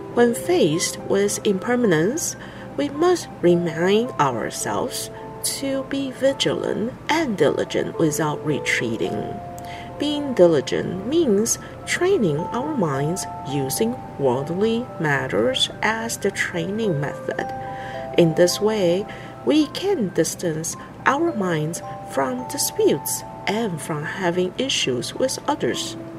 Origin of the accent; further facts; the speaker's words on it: Taiwan; I am from Taiwan.